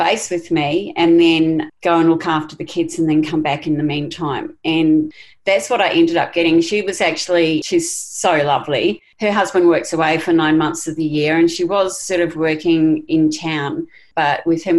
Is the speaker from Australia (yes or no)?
yes; Queensland, Australia; And I go, you know, as a Queenslander, it's not going to be straight.